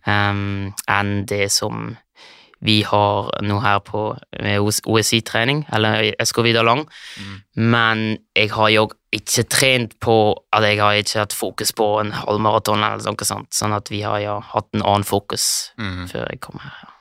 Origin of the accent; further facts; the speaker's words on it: Switzerland; also born or lived in Lørenskog, Norway; har kommet til Sveits når jeg var tre år gammel.